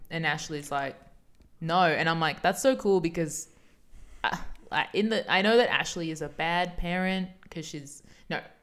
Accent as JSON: {"language": "English", "country": "Australia", "said": "We're Australian"}